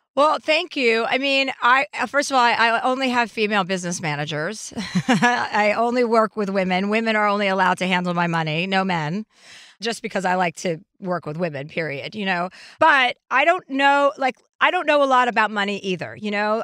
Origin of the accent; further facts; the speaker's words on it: New Jersey, United States; I'm from New Jersey